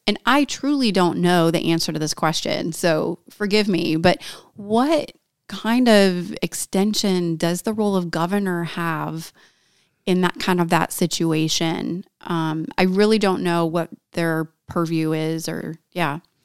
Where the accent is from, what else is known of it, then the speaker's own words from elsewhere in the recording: Valparaiso, Indiana, United States; I'm from Northwest Indiana. I grew up in Valpo